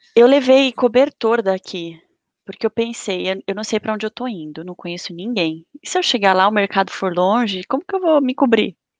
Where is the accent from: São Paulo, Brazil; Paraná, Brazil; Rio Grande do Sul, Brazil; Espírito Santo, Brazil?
São Paulo, Brazil; also born or lived in Guarda, Portugal; sou da cidade de São Paulo